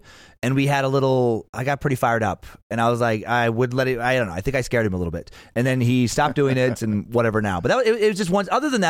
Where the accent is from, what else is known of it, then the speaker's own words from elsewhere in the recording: Idaho, United States; because I'm from Idaho and have the look I have